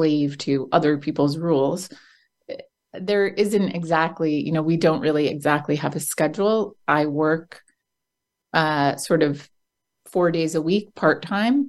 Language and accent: English; New Jersey, United States; also born or lived in London; I'm from New Jersey in the United States, and my whole life I wanted to leave New Jersey